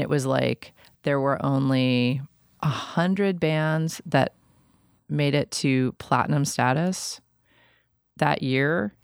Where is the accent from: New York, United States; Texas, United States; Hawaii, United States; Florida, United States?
New York, United States; New York City; I'm from New York City, and I feel like, you know, when I was in bands in the late nineties in New York